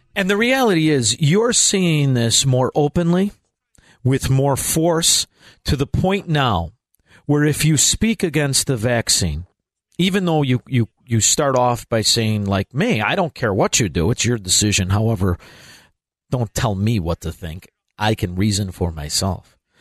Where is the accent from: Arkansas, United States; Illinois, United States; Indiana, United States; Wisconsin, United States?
Illinois, United States; Chicago; I grew up in Chicago, Illinois